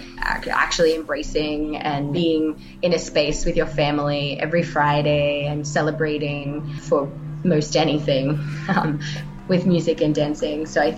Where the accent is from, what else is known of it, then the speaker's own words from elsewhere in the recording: Australia; moved away as an adult; now in Iraq; I am Australian